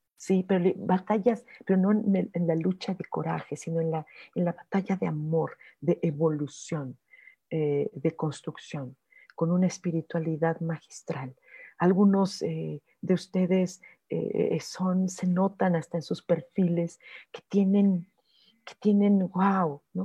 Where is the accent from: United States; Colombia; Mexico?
Mexico; yo, como mexicana